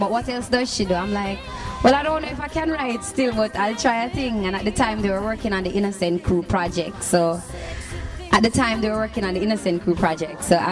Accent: Kingston, Jamaica; I'm a girl from Rockford, from Nannyville, Rollington Town, Windward Road. East Kingston is like my stomping ground

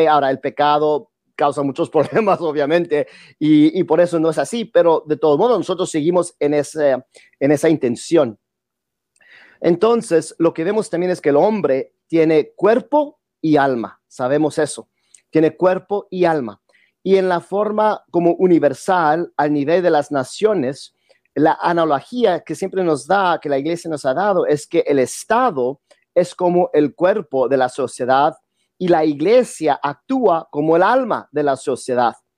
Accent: United States; Yo vivo aquí en los Estados Unidos.

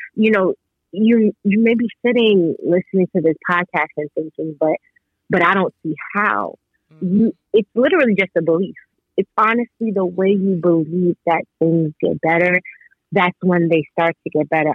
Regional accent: New York, United States; I'm from New York

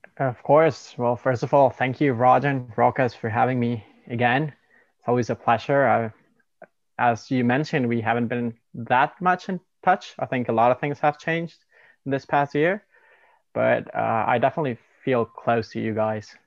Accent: Mexico; now in Canada; I'm from Mexico and we live in Canada currently

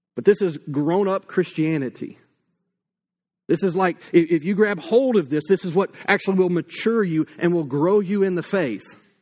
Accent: United States; as Americans

